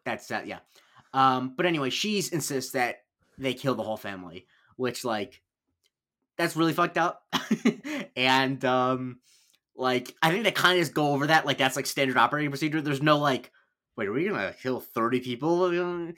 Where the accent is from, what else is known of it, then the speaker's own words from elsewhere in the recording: Punta Gorda, Florida, United States; I grew up in Punta Gorda in Charlotte County